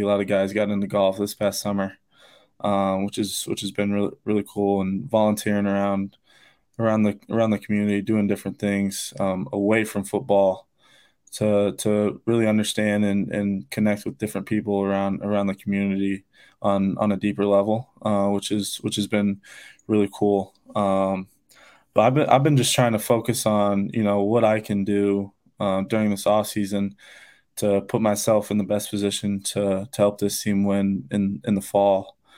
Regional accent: Odebolt, Iowa, United States; not many people know where Oldie Wolde, Iowa is. Um, but we got about nine hundred people in my town

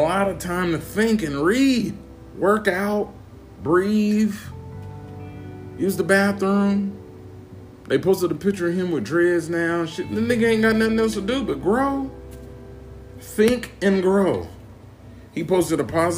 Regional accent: Midwest, United States; I'm from the Midwest.

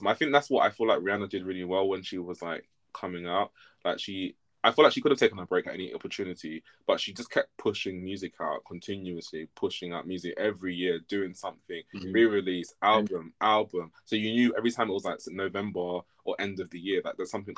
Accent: United Kingdom; we're British as well

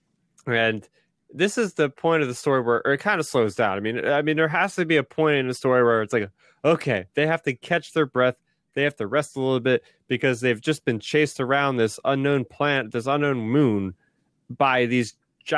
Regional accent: New Jersey, United States; I'm from New Jersey here

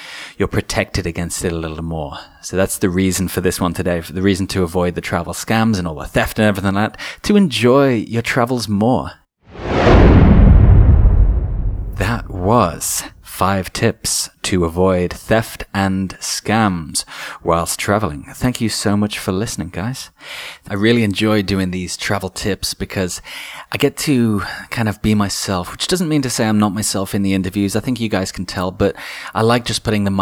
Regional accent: England, United Kingdom; being English

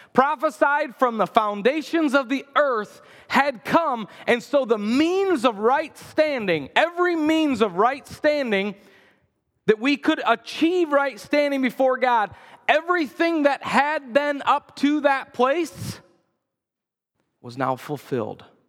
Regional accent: United States; as American Christians

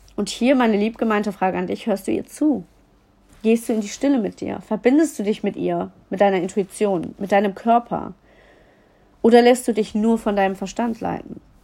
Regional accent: Düsseldorf, North Rhine-Westphalia, Germany; ich komme aus Düsseldorf

